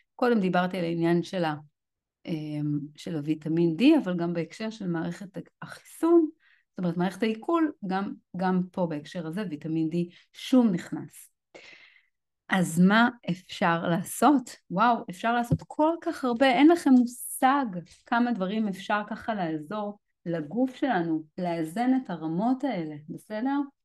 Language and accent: Hebrew; Israel; לנו כישראלים